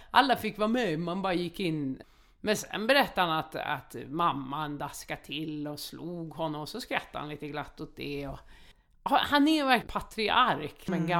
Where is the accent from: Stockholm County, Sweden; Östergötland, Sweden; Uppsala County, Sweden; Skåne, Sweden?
Skåne, Sweden; Malmö; Så är det där jag växte upp i Rosengård.